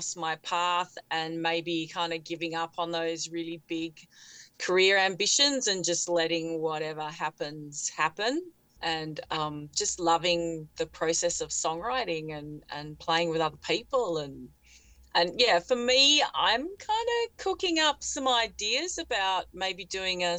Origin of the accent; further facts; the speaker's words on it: Fremantle, Western Australia, Australia; moved away as an adult; also born or lived in Santa Barbara, California; my hometown, my other hometown, Fremantle, where I am now.